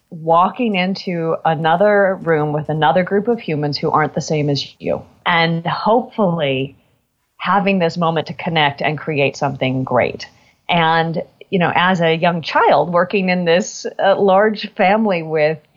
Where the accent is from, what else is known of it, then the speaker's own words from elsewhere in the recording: Portland, Oregon, United States; also born or lived in Eugene; So I was born in Eugene, Oregon